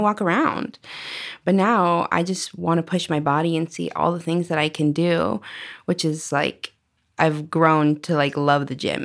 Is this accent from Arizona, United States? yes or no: yes; Arizona, United States; also born or lived in Washington; I grew up in Arizona. I've lived here for